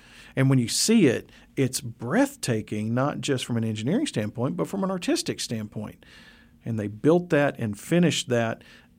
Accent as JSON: {"language": "English", "town": "Memphis", "region": "Tennessee", "country": "United States", "tie": "born or raised there", "said": "Well, believe it or not, growing up in Memphis, I was fascinated with road construction"}